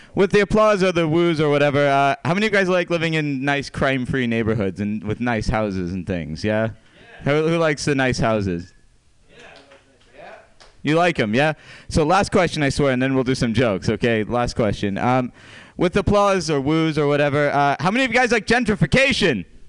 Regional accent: Scotland, United Kingdom; moved away; I'm not actually from here, as Pam alluded to. I'm from Scotland

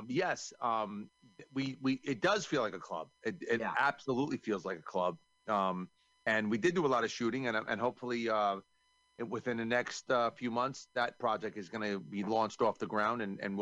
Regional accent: New York, United States; I'm from New York.

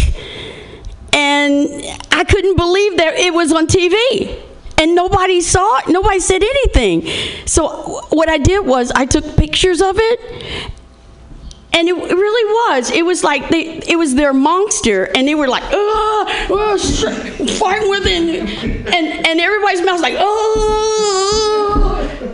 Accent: Indiana, United States; I'm from Indiana

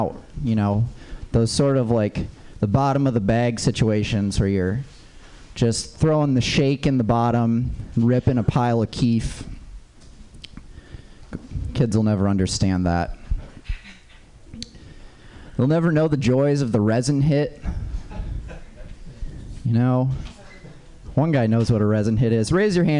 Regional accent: Minnesota, United States; I grew up in Minnesota, where it's a little bit harder to get, especially growing up when you're just a kid, you know.

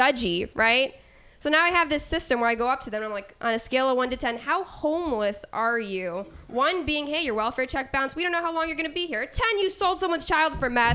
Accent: Midwest, United States; I'm from the Midwest, so I can say like apple and, you know, weird things like that, but not y'all

